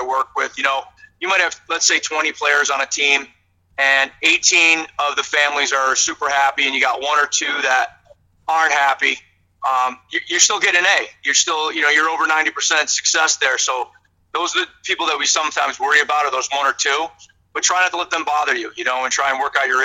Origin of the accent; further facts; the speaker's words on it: Buffalo, New York, United States; moved away as an adult; I grew up in Buffalo, I'm a Buffalo Sabre fan